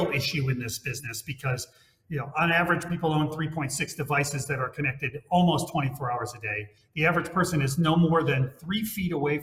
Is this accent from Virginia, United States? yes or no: no; Hawaii, United States; moved away; my home state behind me is Hawaii